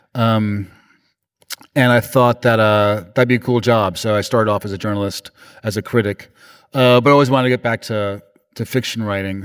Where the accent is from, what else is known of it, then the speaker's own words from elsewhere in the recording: New York, United States; I'm from New York